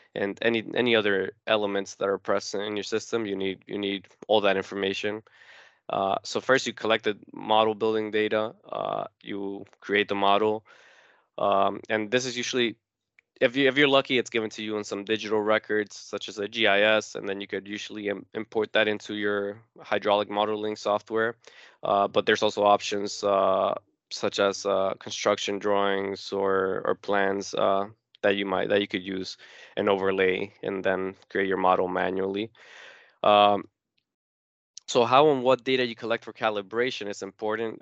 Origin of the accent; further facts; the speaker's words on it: Newark, New Jersey, United States; also born or lived in Uruguay; I was born in South America in a small country called Uruguay, but I have lived in Newark, New Jersey ever since I was five years old, so I grew up here